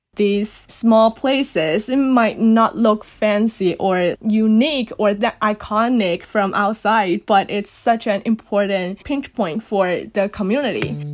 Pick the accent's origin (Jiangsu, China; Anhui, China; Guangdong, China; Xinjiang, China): Guangdong, China; first language Cantonese; English is a second language; moved away as an adult; now in Los Angeles, United States; I born and raised in Guangdong Province, China